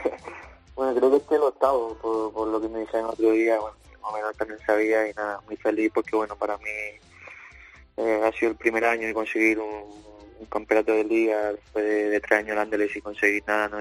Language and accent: Spanish; Andalusia, Spain; moved away as an adult; now in Belgium; tú sabes cómo somos los andaluces